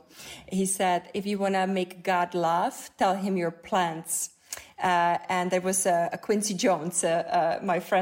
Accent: Czechia; moved away; I grew up in Czech Republic

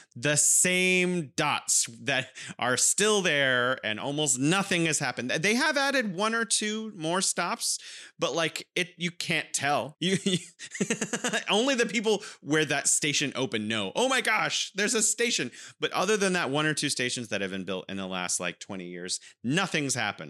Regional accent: California, United States; now in Wuhan, China; I'm originally from California, and now I'm living in beautiful Wuhan, China

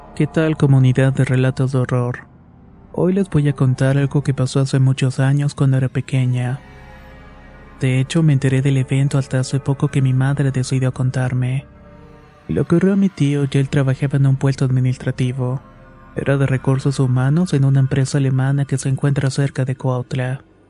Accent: Chiapas, Mexico; mi estado natal Chiapas

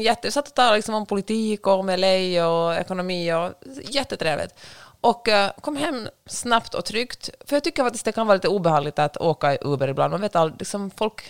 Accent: Finland; accent: Finland-Swedish; noll problem med min finlandssvenska

